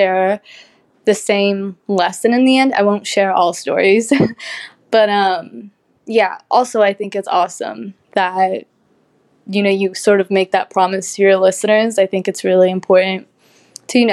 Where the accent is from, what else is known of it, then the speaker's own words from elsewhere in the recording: Kuwait; also born or lived in Lebanon; I was raised in Kuwait, where I started acting at 6 years old.